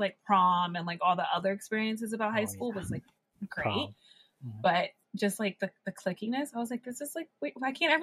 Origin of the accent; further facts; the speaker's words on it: Chambersburg, Pennsylvania, United States; moved away as an adult; my hometown is, of course, like this little teeny tiny town called Chambersburg